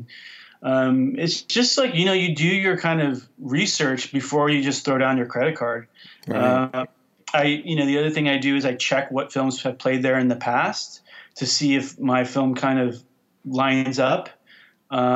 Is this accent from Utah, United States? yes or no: no; Orange County, California, United States; moved away; I grew up in Orange County, about 10 minutes from there